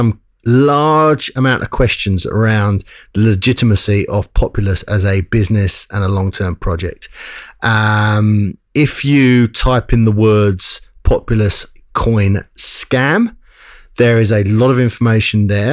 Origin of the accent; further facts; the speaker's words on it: England, United Kingdom; now in Australia; we're English originally